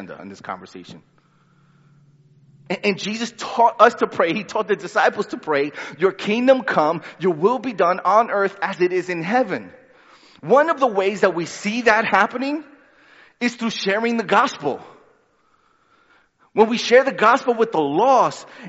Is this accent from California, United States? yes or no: no; New York City, New York, United States; also born or lived in Honduras; I was born in Honduras, lived there for 3 years, and then we moved to Brooklyn. And then I didn't go back to Honduras till I was 14. When I went back, by then, I was more Brooklyn than anything else.